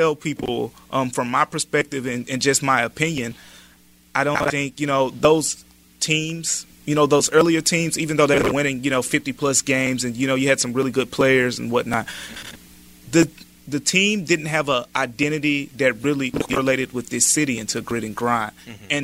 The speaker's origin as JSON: {"language": "English", "town": "Memphis", "region": "Tennessee", "country": "United States", "tie": "born or raised there", "moved": "yes", "said": "I grew up in the Parkway Village neighborhood, and Memphis is pretty much all I've ever known"}